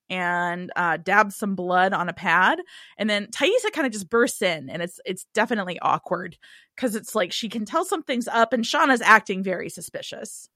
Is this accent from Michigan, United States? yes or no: no; Cincinnati, Ohio, United States; I'm from Cincinnati